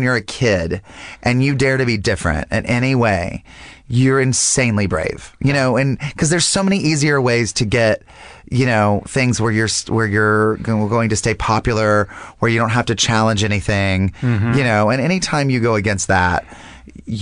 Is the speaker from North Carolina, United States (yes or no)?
yes; North Carolina, United States; moved away; I'm from North Carolina